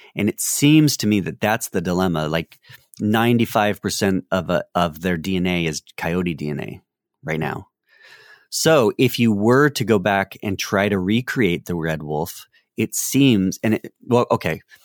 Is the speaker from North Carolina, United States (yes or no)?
yes; North Carolina, United States; I'm from North Carolina